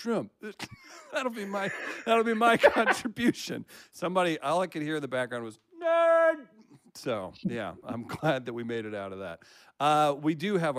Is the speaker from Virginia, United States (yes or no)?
no; Farmington, Missouri, United States; I grew up in Farmington, Missouri